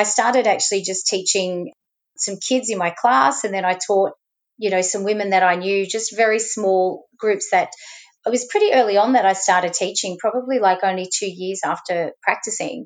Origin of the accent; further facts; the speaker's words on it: Sydney, New South Wales, Australia; first language Arabic; English is a second language; moved away as an adult; also born or lived in Western Australia / Canada / Lebanon (ancestry); now in Melbourne, Australia; I'm originally from Sydney